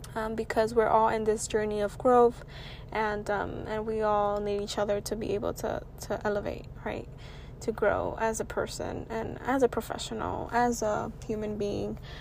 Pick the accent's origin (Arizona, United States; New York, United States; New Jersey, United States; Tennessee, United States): New York, United States; New York City; I'm a young, proud, first generation Latina born and raised in Washington Heights.